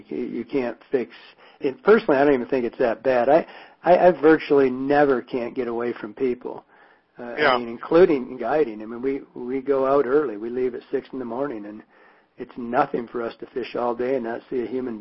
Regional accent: Michigan, United States; now in Montana, United States; growing up in Michigan

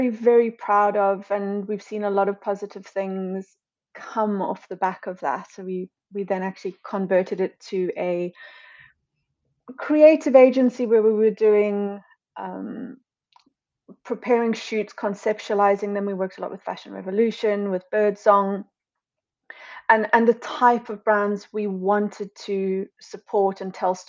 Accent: Cape Town, Western Cape, South Africa; moved away as an adult; also born or lived in London; now in United Kingdom; So I'm originally from Cape Town in South Africa and I moved to London officially in 2012

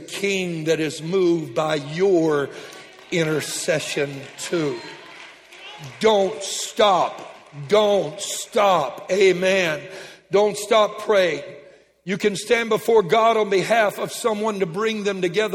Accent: Lake Charles, Louisiana, United States; I was raised in Lake Charles

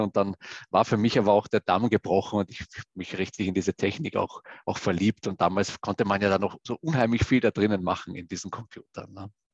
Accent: Vienna, Austria; moved away; ich komme äh, ursprünglich mal aus Wien, da bin ich auch groß geworden

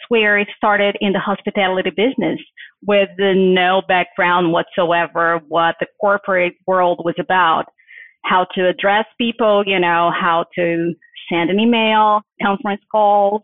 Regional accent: Brazil; English is a second language; moved away as an adult; also born or lived in Brasília; now in United States; I am from Brazil

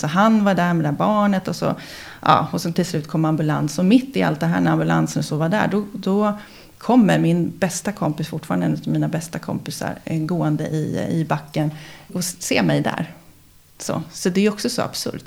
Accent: Huddinge, Stockholm County, Sweden; also born or lived in Älvsjö, Stockholm / Hammarby sjöstad, Stockholm; Jag är uppvuxen i Fullersta som ligger i Huddinge

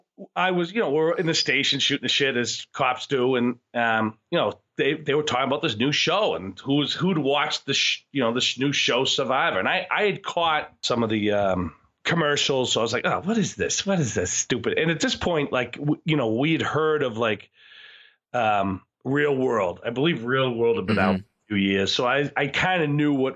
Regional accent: Newton, Massachusetts, United States; I grew up in Newton, which is just outside of Boston

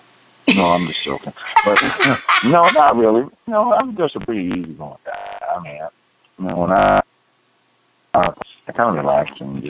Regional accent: Baltimore, Maryland, United States; I'm from Baltimore.

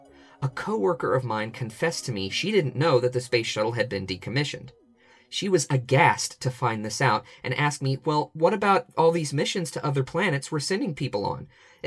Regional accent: United States; I grew up in the era of the shuttle program. Astronauts went into space from my home country regularly.

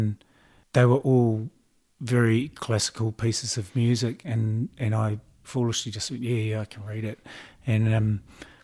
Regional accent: Auckland, New Zealand; I grew up in Mount Albert, okay, in Auckland

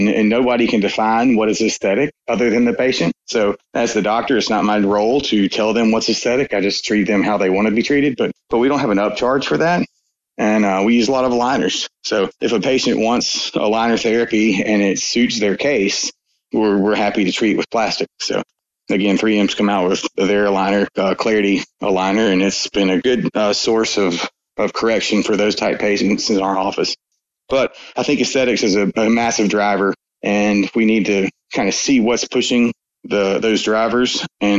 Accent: Fairhope, Alabama, United States; Fairhope, which is my hometown

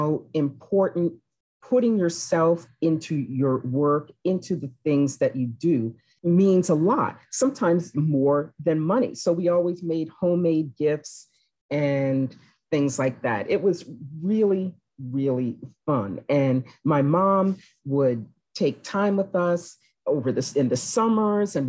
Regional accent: Washington, District of Columbia, United States; I grew up in Washington, D.C., and I had a wonderful childhood.

